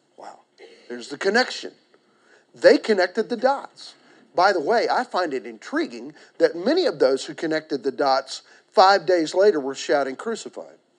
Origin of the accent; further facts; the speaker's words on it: Garvin County, Oklahoma, United States; I was born in Garvin County to Buzz and Sally on October, October 24th, 1955